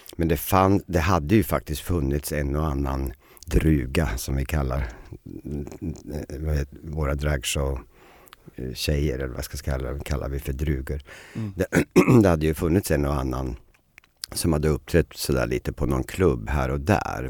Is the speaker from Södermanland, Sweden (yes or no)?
yes; Eskilstuna, Södermanland, Sweden; moved away; also born or lived in Stockholm; Jag var ju lite barnstjärna hemma i Eskilstuna